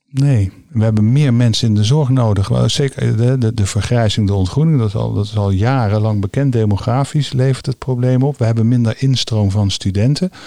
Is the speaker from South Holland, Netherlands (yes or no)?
yes; The Hague, South Holland, Netherlands; moved away as an adult; now in North Brabant, Netherlands; ik ben begonnen op de afdeling neurologie als Hagenees